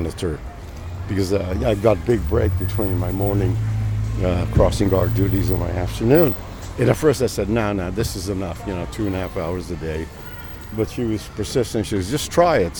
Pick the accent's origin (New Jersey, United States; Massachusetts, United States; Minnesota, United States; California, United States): California, United States; San Francisco; I grew up in San Francisco, in the midst of the turmoil of the 60s